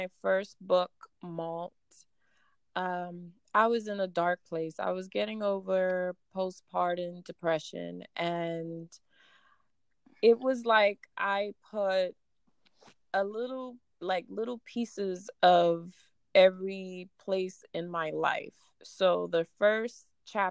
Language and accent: English; New York, United States; first language Spanish; also born or lived in Dominican Republic / Reading, Pennsylvania; now in Philadelphia, United States; I grew up in New York between the boroughs of Manhattan and the Bronx